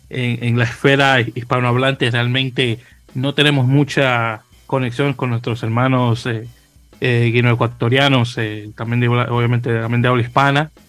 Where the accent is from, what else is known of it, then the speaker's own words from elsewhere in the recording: Santo Domingo, Distrito Nacional, Dominican Republic; now in New York, United States; Y yo como, y, como inmigrante que soy de República Dominicana, de Santo Domingo, 20 años viviendo en Nueva York